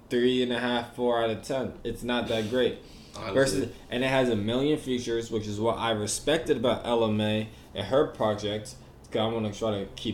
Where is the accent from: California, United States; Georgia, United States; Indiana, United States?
Georgia, United States; Atlanta; also born or lived in Queens; I'm from Atlanta